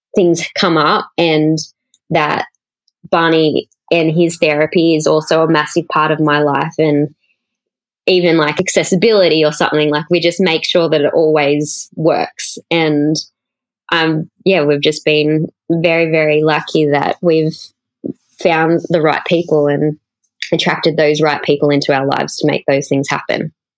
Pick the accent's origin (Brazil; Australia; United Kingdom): Australia; Cowra, New South Wales; moved away; I grew up in a really small country town in central New South Wales